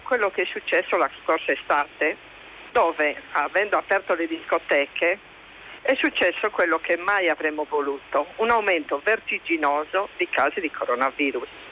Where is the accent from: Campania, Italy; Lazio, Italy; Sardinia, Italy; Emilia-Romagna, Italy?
Sardinia, Italy; Io, essendo sarda